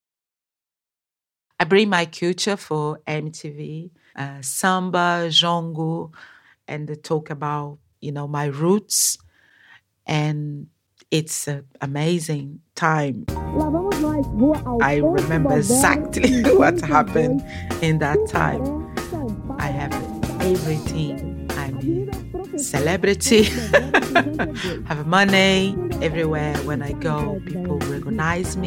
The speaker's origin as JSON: {"language": "English", "country": "Brazil", "second_language": "English", "moved": "yes", "lives_now": "London, United Kingdom", "said": "I have a 56 years old. I'm a black woman, activist for Black Lives Matter, and I'm an artist. I'm a mother. I'm from Brazil."}